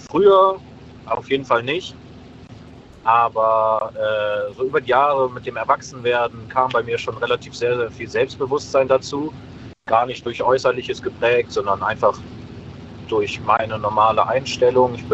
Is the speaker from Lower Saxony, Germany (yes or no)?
no; Meckenheim, North Rhine-Westphalia, Germany; Wir kommen aus Meckenheim.